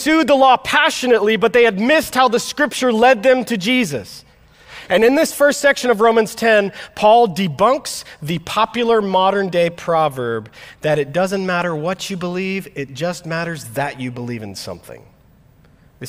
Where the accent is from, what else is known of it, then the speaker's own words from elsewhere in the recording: Florida, United States; now in Midwest, United States; I grew up in Florida